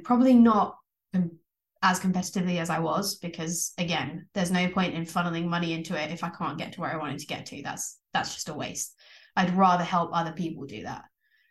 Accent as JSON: {"language": "English", "area": "Essex", "region": "East of England", "country": "United Kingdom", "tie": "born or raised there", "said": "I grew up in Essex"}